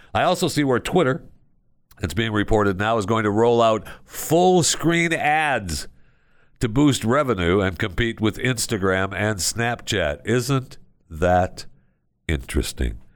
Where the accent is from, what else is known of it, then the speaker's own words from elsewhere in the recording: Tampa, Florida, United States; my hometown of Tampa, Florida.